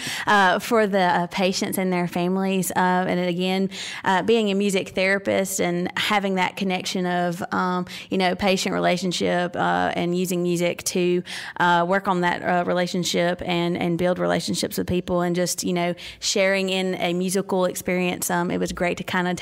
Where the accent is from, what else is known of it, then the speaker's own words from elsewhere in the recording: Mississippi, United States; I grew up born and raised in Mississippi. I live in Senatobia now, currently.